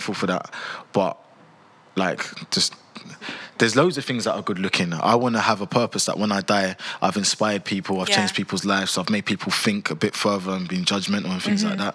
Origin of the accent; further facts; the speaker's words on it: London, United Kingdom; I have to respect where I've grown up. I'm from South London.